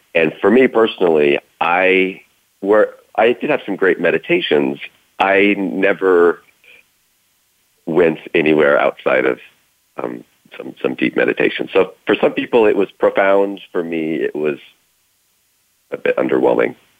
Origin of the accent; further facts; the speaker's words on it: Idaho, United States; I was born in Idaho, 1975